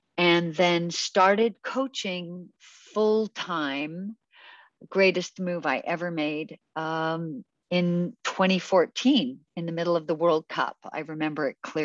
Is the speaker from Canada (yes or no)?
yes; Canada; also born or lived in United Kingdom; I'm Canadian. I was actually born in Britain, but raised in Canada.